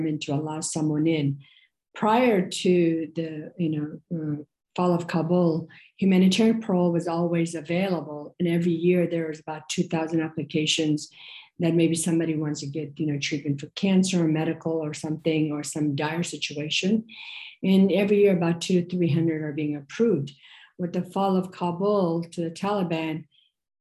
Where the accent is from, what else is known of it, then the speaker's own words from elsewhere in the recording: Bay Area, California, United States; also born or lived in Afghanistan; I came to the United States in the early 1980s with my father and four siblings, while my mother remained in Afghanistan and then in Pakistan due to the immigration-related issues. I grew up in the Bay Area